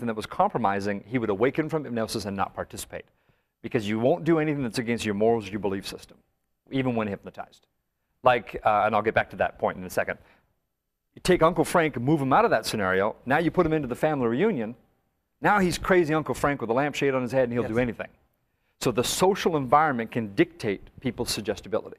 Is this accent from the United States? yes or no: no; northern Alberta, Canada; growing up in Canada as a kid, especially in northern Alberta